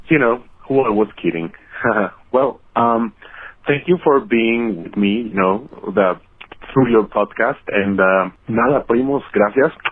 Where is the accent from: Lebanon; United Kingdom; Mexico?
Mexico; now in Guadalajara, Mexico; I'm calling from Guadalajara, Mexico. I'm a gay cousin, 100% uh, Mexican